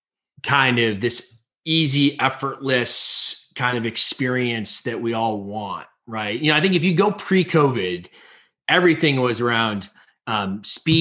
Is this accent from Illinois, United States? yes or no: yes; Chicago, Illinois, United States; I grew up in Illinois from Chicago